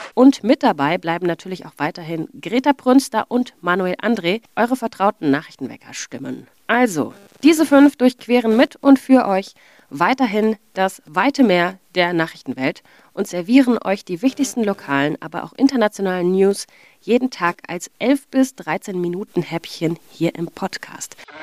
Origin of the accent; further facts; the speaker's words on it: Augsburg, Bavaria, Germany; also born or lived in Friedberg; ich bin in Friedberg geboren, aber in Augsburg auf die Schule gegangen